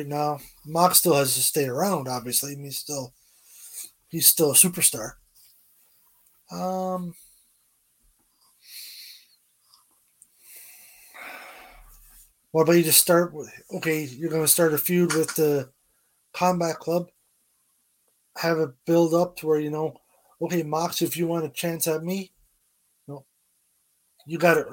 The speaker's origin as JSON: {"language": "English", "region": "Newfoundland and Labrador", "country": "Canada", "said": "I'm from Newfoundland"}